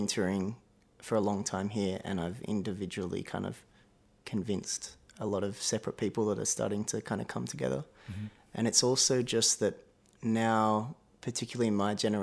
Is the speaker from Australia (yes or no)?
yes; south coast of New South Wales, Australia; also born or lived in Melbourne, Victoria; I was born in Melbourne, but when I was four, we moved up to the south coast of New South Wales